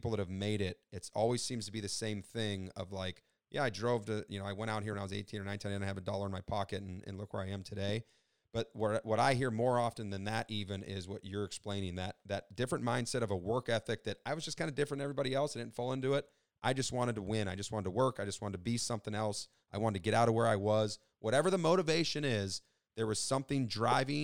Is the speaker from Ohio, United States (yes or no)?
yes; Youngstown, Ohio, United States; I'm from Northeast Ohio, Youngstown